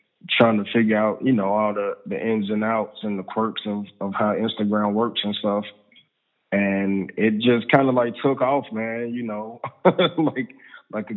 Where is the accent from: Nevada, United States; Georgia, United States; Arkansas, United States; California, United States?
Georgia, United States; Atlanta; I am an Atlanta native. I'm from Atlanta, Georgia. Georgia Baptist Hospital. That's where I was born